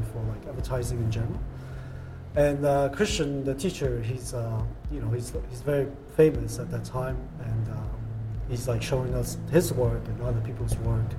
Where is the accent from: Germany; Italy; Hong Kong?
Hong Kong; English is a second language; now in United States; growing up in Hong Kong and come here and assimilation.